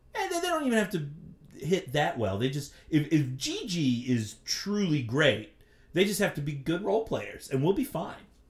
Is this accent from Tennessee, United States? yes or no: no; Columbia, South Carolina, United States; also born or lived in Virginia; I was born in Virginia and I moved to Columbia in ninety-five